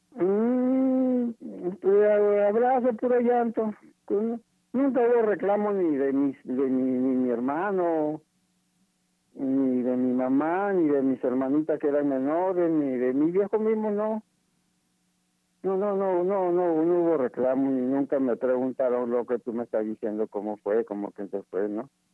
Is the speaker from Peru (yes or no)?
yes; Ica, Peru; moved away; also born or lived in Chimbote; yo soy de Ica, yo soy de Ica